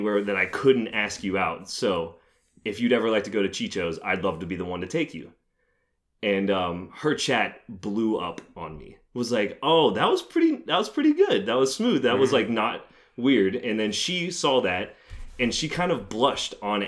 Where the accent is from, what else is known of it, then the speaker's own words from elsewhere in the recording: Tampa, Florida, United States; I'm from Tampa